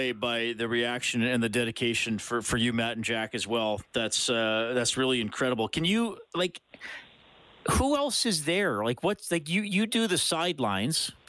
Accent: Kitchener-Waterloo, Ontario, Canada; born there; I, I was born in Kitchener Waterloo, Ontario, my friend.

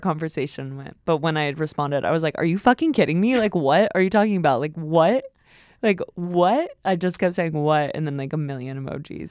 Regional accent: Westlake, California, United States; my hometown

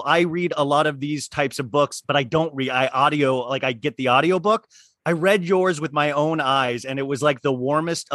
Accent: Kansas, United States; my family growing up in Kansas.

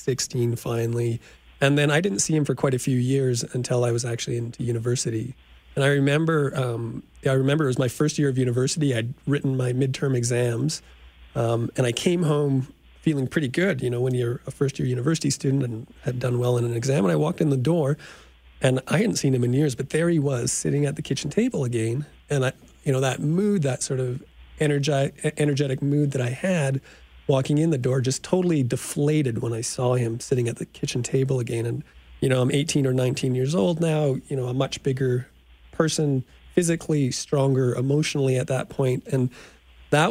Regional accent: Saskatoon, Saskatchewan, Canada; I grew up in Saskatoon

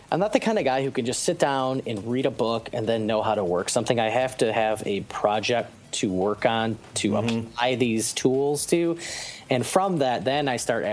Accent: Michigan, United States; I grew up in Michigan

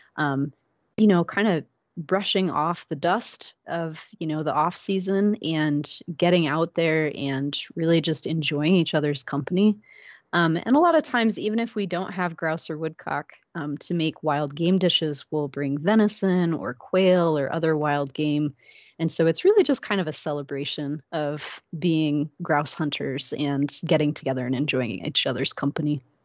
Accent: Iowa, United States; also born or lived in Minnesota / Alaska / Louisiana; now in Maple Grove, United States; I actually grew up in Iowa, about three hours south of here.

